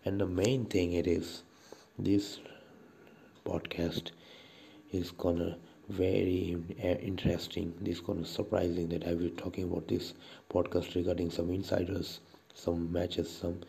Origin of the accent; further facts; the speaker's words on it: India; I'm from India